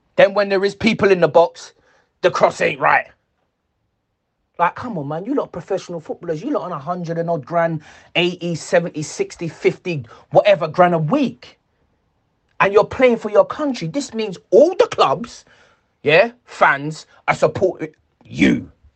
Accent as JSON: {"language": "English", "region": "England", "country": "United Kingdom", "said": "I'm English"}